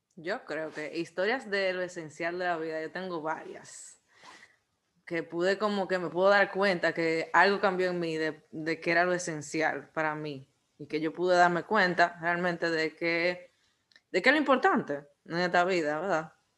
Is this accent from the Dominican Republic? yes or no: yes; Dominican Republic; como buen dominicano